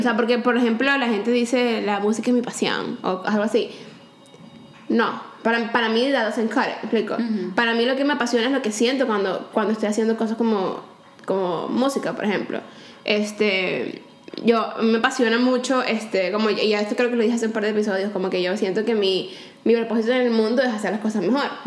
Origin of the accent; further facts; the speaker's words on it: Valencia, Carabobo, Venezuela; also born or lived in Caracas, Venezuela; cuando nos mudamos de Caracas a Valencia